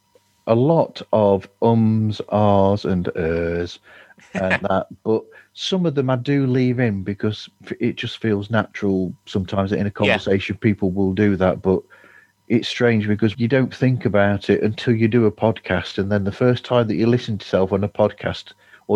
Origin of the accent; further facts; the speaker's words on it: United Kingdom; we're British